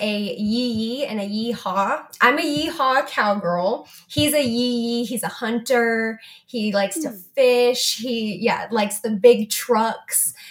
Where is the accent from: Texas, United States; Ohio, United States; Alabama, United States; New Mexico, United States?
New Mexico, United States; We're both from New Mexico.